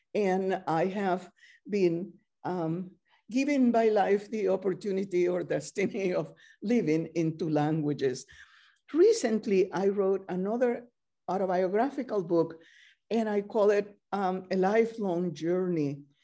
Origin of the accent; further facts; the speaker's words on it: Camagüey, Cuba; English is a second language; moved away as an adult; also born or lived in Spain; now in United States; I was born in Camagüey, Cuba, uh, in nineteen thirty-eight.